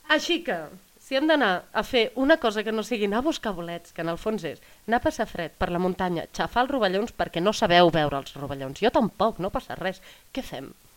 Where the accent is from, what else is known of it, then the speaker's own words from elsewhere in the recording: Catalonia, Spain; jo he crescut en un poble petit